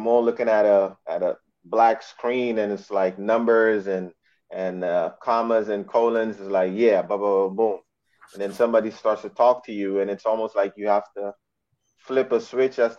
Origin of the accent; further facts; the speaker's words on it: Suriname; moved away as an adult; also born or lived in Amsterdam, Netherlands; I was actually born in Amsterdam, but was raised in Suriname in South America